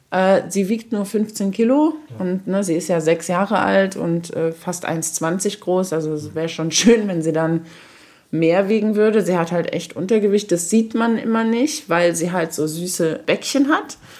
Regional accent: Saarbrücken, Saarland, Germany; moved away as an adult; also born or lived in Berlin; aus meiner Jugend hier im Saarland

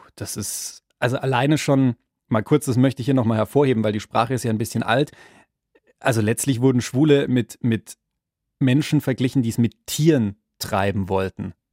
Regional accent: Bavaria, Germany; Ich bin zwar selber in Bayern groß geworden

